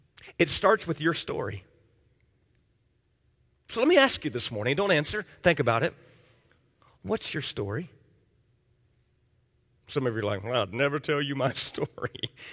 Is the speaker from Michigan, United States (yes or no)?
no; Miami, Florida, United States; like I grew up in Miami